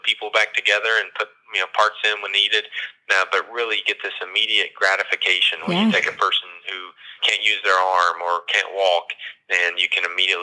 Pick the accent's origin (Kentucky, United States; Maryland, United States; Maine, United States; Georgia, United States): Kentucky, United States; Clay City; also born or lived in Texas; now in Lexington, United States; I grew up in Clay City